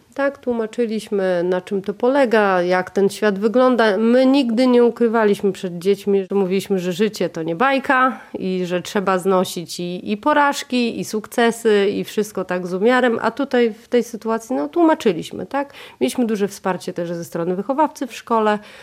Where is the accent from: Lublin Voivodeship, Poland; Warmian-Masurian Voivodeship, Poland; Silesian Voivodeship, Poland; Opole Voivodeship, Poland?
Warmian-Masurian Voivodeship, Poland; moved away as an adult; now in Warmia, Poland; jesteśmy z mężem z Mazur